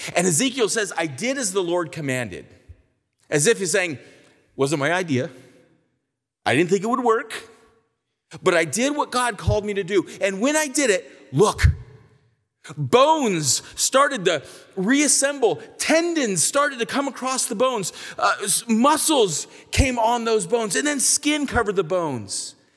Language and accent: English; California, United States; I'm from California